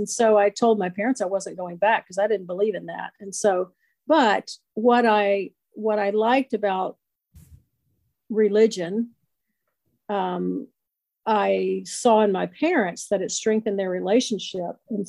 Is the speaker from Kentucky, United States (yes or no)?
no; Jacksonville, Florida, United States; Jacksonville, Florida.